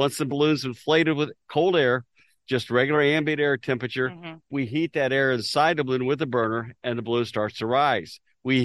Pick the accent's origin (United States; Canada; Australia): United States; Kansas City; my hometown of Kansas City